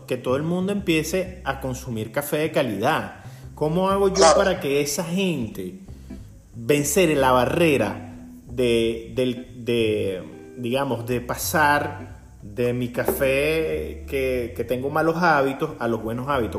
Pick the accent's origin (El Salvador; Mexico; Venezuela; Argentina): Venezuela; lo que nosotros tenemos como venezolanos